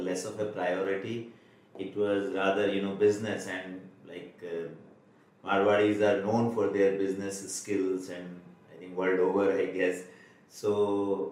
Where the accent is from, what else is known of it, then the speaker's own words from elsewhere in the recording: Kolkata, West Bengal, India; also born or lived in Bikaner, India; I was rather brought to Calcutta by my parents, and then all my education has been there